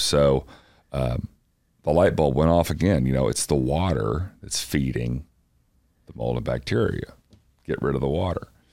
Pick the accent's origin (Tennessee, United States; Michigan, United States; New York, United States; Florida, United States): Tennessee, United States; Athens; East Tennessee, little town called Athens, that is uh, halfway between Knoxville and Chattanooga